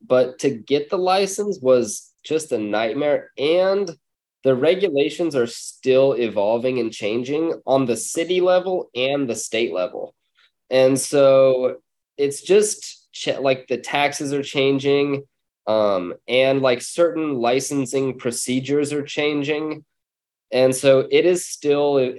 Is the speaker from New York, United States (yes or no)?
no; San Diego, California, United States; also born or lived in Long Beach, California; I'm from San Diego and in California, and we're up in Long Beach now.